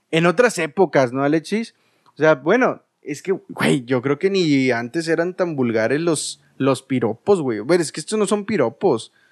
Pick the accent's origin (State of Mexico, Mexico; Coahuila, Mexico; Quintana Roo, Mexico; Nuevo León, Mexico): Coahuila, Mexico; Saltillo; Eh, eres de Saltillo porque yo soy de Saltillo.